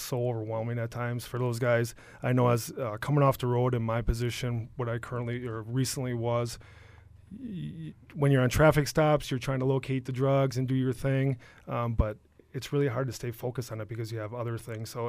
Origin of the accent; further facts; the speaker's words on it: Shiocton, Wisconsin, United States; also born or lived in Stevens Point, Wisconsin / Freedom, Wisconsin; I am very local. I grew up in Shiocton.